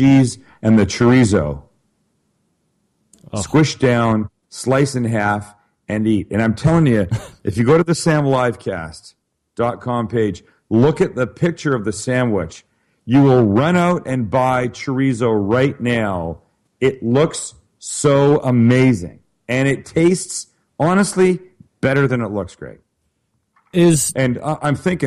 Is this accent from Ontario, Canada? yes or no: no; Vancouver, British Columbia, Canada; moved away; I'm from Vancouver, Canada originally.